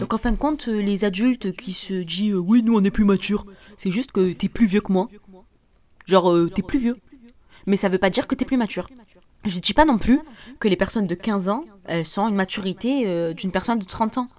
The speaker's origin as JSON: {"language": "French", "country": "Algeria", "said": "en tant qu'Algérien"}